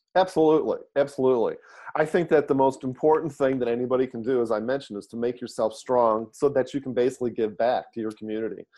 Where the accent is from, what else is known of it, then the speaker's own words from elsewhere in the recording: Detroit, Michigan, United States; now in San Francisco Bay Area, United States; grew up in Detroit, born and raised in Detroit, Michigan